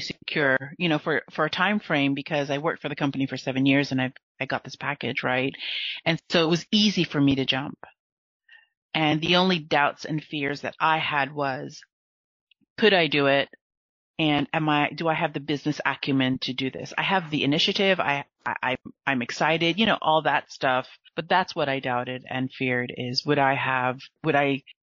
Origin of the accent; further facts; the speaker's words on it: United States; also born or lived in Philippines (Filipino heritage); now in France; I'm an American in France